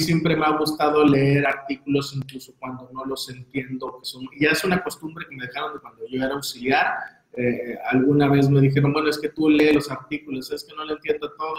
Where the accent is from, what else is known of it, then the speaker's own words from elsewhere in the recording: Veracruz, Mexico; como somos de Veracruz